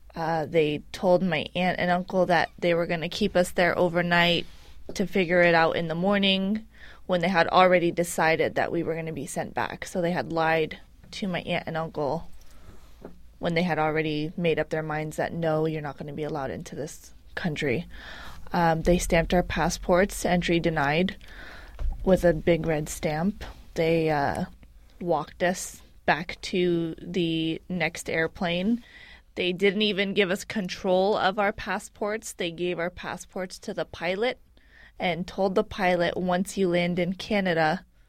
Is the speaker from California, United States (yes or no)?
yes; San Francisco, California, United States; I am an American citizen born and raised here in San Francisco